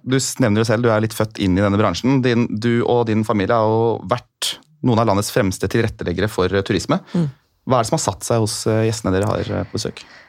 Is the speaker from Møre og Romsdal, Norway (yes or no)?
no; Sarpsborg, Østfold, Norway; min hjemby Sarpsborg